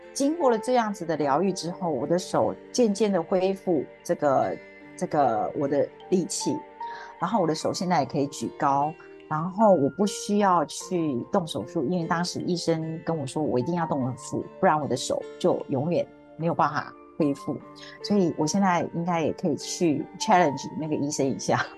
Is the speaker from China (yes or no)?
no; Taiwan; moved away as an adult; now in Singapore; 我住在新加坡，我是台湾人，我住在这里已经有，应该二十五年了。那么，啊，我是一位，其实我是一位很平凡的家庭主妇